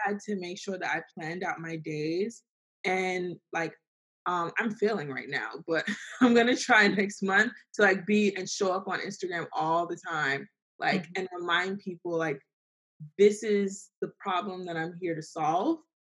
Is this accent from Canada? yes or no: no; Nigeria; So we're Nigerian.